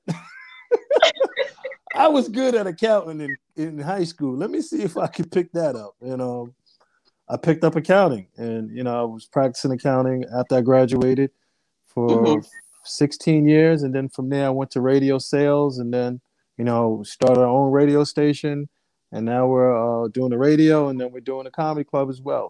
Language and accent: English; Amityville, New York, United States; also born or lived in Brooklyn, New York / Hampton, Virginia / New Jersey / Harlem, New York; I was born in Brooklyn, raised in Long Island